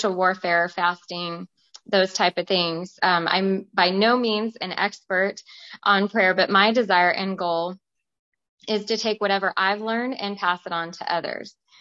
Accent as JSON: {"language": "English", "town": "Tucson", "region": "Arizona", "country": "United States", "tie": "born or raised there", "also_born_or_lived": "Stockton, California / Weed, California / Los Angeles, California", "moved": "as an adult", "said": "I was also born and raised in Tucson, Arizona"}